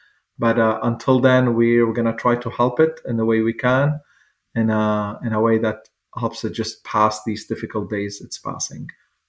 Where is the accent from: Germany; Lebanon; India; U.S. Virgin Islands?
Lebanon; moved away as an adult; now in United States; I have a huge emotional attachment to Lebanon. I grew up there until I was 25 years old.